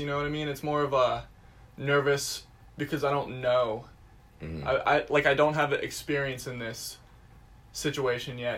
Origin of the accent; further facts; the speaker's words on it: Bedford, Pennsylvania, United States; moved away as an adult; now in Indiana, Pennsylvania, United States; I'm originally from Bedford, Pennsylvania, which is an even smaller town than Indiana. I went to a high school